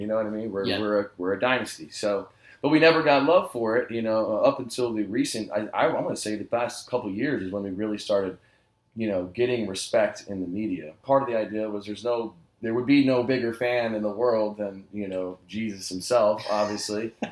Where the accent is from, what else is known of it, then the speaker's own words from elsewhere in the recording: San Antonio, Texas, United States; growing up in San Antonio